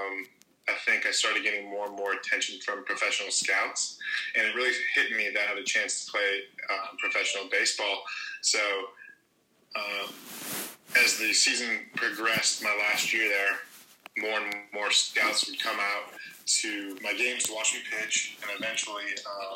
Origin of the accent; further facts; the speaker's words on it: Detroit, Michigan, United States; I'm from Michigan in the Detroit area originally, so I grew up a Detroit Tigers fan